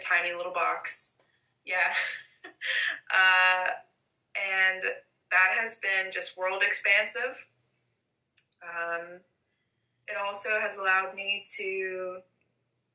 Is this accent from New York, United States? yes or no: no; Alabama, United States; I'm from Alabama